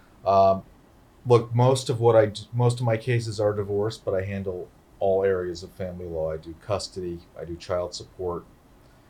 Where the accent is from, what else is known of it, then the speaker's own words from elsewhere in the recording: Johnson City, Tennessee, United States; moved away as an adult; now in New York, United States; I'm from Johnson City, Tennessee